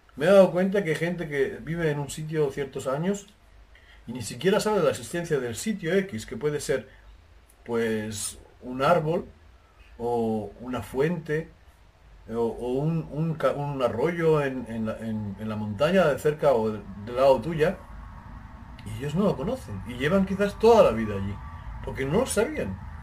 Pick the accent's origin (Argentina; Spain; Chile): Spain; Jaraíz de la Vera, Extremadura; moved away; mi pueblo se llama Jarez de la Vera en España